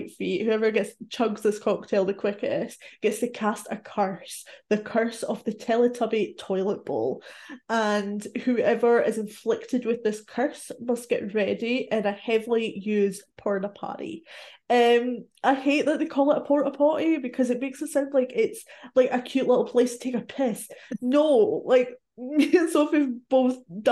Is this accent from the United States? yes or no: no; Scotland, United Kingdom; I'm Scottish